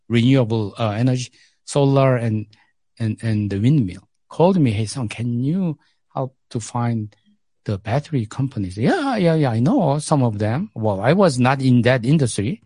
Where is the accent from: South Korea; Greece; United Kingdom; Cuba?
South Korea; English is a second language; moved away as an adult; now in South Africa; I grew up in Korea.